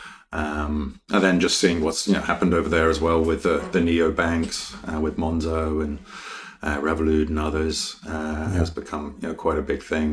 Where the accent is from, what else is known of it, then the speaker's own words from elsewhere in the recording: London, United Kingdom; moved away as an adult; also born or lived in Sheffield; born in Wimbledon and went to school sort of at the top of my road. So everything very local, right on the suburbs of London.